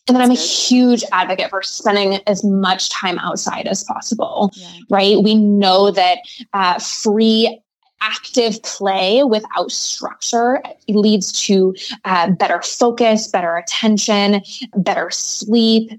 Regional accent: Midwest, United States; I'm from the Midwest.

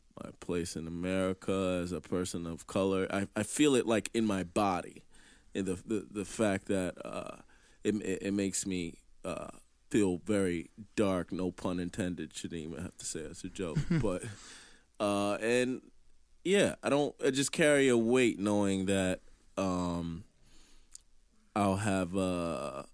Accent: New York City, New York, United States; I'm proud of where I'm from Queens

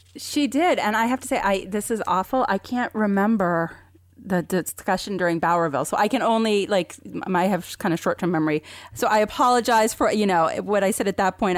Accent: Vermont, United States; I grew up in Vermont, and it was probably the whitest place

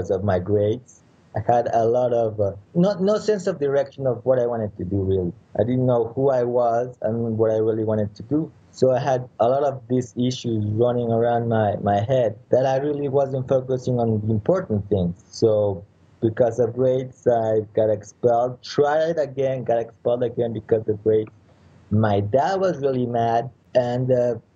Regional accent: Mexico City, Mexico; I was born in Mexico City

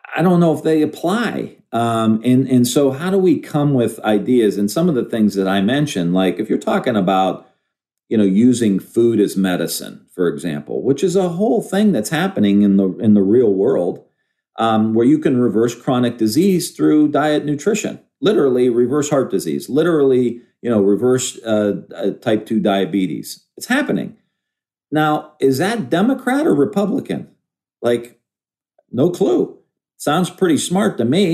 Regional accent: Ohio, United States; I'm from Ohio

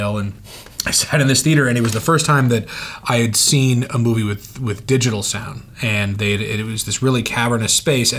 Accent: Oakland, California, United States; moved away; I grew up in Oakland, California.

